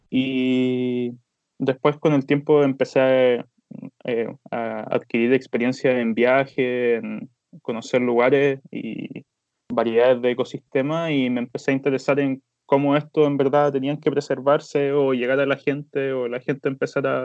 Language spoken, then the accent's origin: Spanish; Villa Alemana, Valparaíso, Chile; estudié toda mi infancia acá en Villa Alemana